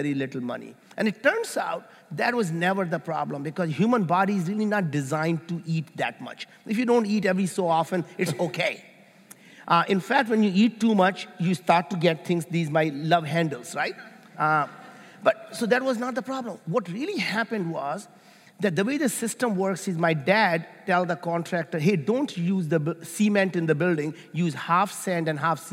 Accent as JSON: {"language": "English", "country": "India", "tie": "born or raised there", "moved": "yes", "said": "I grew up in India, and we were very, very poor"}